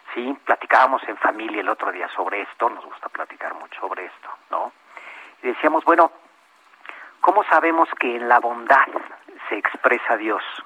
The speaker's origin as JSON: {"language": "Spanish", "country": "Mexico", "said": "como, mexicanos"}